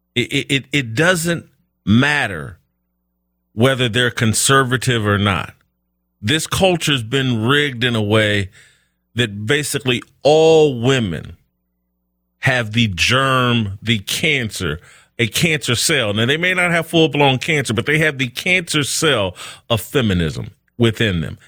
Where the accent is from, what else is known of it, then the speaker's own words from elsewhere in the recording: United States; I'm an American black man